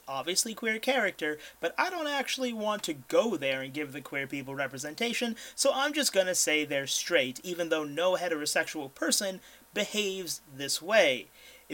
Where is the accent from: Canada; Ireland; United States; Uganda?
Ireland; as an Irishman